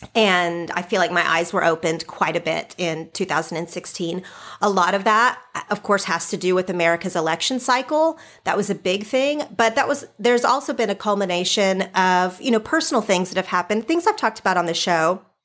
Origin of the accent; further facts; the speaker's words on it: Oklahoma, United States; moved away as an adult; now in California, United States; I grew up in Oklahoma.